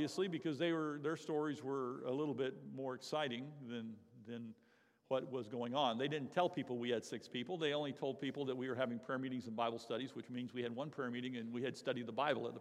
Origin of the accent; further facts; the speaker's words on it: Florida, United States; moved away; I was a Floridian. I grew up in Florida, born and raised at this church the first few years of my life even.